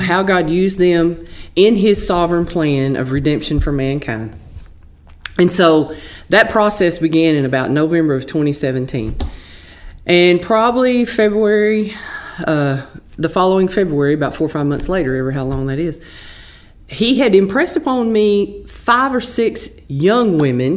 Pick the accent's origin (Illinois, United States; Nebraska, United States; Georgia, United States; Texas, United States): Texas, United States; accent: Texas; also born or lived in Flint, Texas / Bullard, Texas; my Texas accent